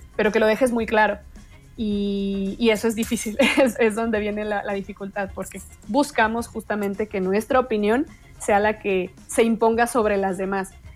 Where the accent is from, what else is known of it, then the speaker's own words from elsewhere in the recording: Mexico; como mexicanos